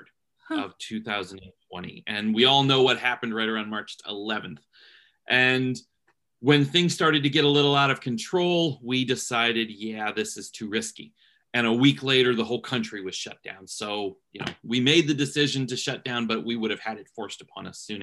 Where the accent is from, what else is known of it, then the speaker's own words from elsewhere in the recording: Canton, Ohio, United States; moved away as an adult; now in Cincinnati, United States; I'm from Cleveland area, Canton, Ohio, actually. But right now I live in Cincinnati, Ohio